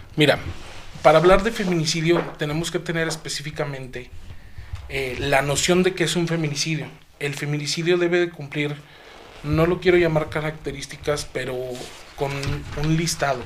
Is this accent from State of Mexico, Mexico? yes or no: no; Zacatecas, Mexico; soy orgullosamente capitalino de este magnífico estado